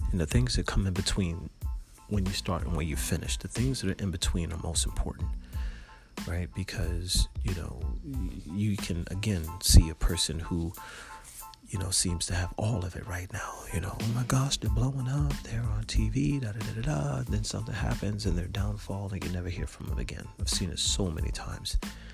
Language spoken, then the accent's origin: English; Florida, United States; And I was from Florida.